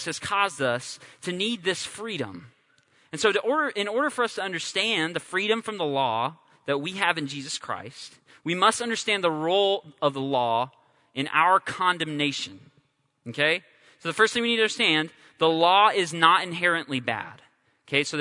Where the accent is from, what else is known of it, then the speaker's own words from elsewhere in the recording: California, United States; I'm from California